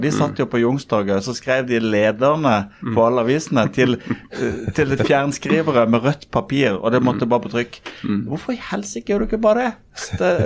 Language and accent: Norwegian; Norway; also born or lived in Kristiansund / Bergen / Kristiansand; now in Oslo, Norway; Jeg er født i Kristiansund, oppvokst i Bergen og Kristiansand